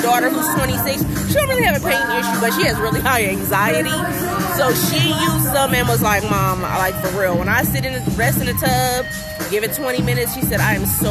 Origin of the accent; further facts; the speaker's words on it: California, United States; moved away; I'm originally from California